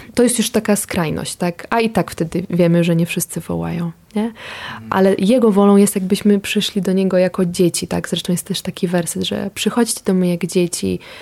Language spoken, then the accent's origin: Polish; Ukraine; now in Poland; ja też pochodzę z Ukrainy